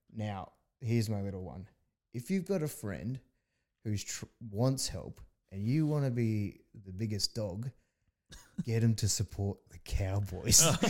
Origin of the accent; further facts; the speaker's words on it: Australia; as an Australian